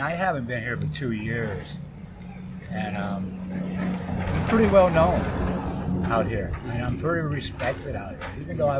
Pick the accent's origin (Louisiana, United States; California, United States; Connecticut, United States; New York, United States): Louisiana, United States; also born or lived in Minnesota; I was born and raised in Louisiana.